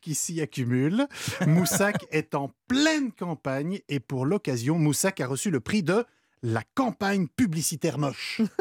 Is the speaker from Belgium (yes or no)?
yes; Belgium; moved away; moi je viens de Belgique